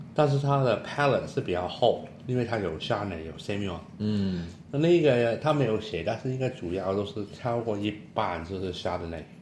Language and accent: Chinese; Hong Kong; Chinese is a second language; 我是香港人的国语很差啊